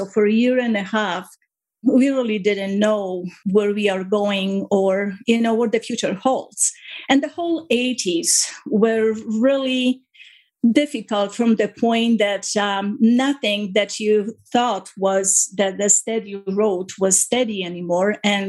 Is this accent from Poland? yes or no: yes; Poland; now in Canada; When I was growing up in Poland, I was very much close to my parents in a very happy household with a 4 years older than I brother.